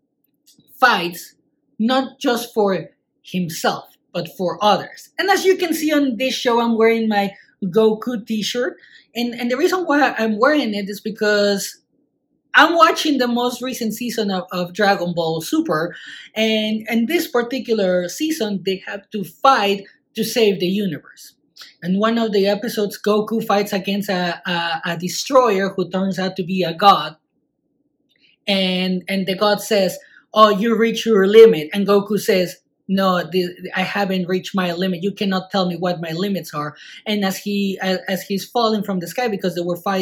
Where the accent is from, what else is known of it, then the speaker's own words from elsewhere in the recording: Mexico; I'm from Mexico